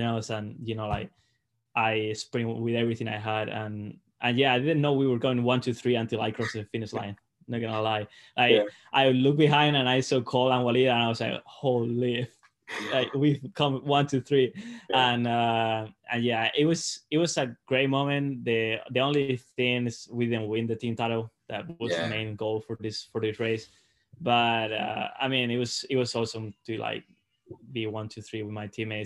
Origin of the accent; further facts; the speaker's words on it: Salamanca, Castile and León, Spain; English is a second language; moved away as an adult; now in Mississippi, United States; I was at home, so I got to train like, you know, in my hometown. Like it's an awesome place to train.